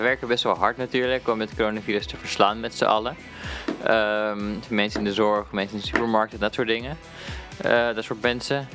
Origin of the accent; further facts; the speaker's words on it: Netherlands; wij als Nederlanders